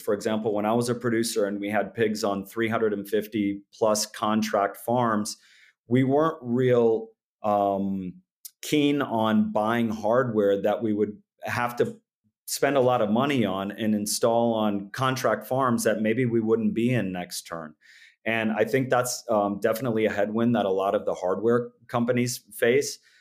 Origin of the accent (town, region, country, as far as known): Orange City, Iowa, United States; born or raised there